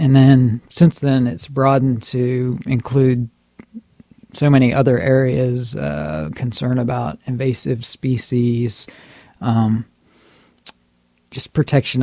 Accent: Brevard County, Florida, United States; I have lived all my life in Florida. I grew up in Brevard County

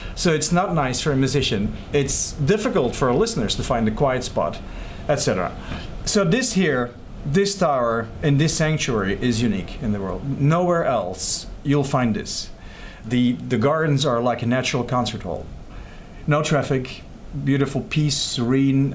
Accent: Belgium; moved away as an adult; now in Lake Wales, United States; I was born in Belgium.

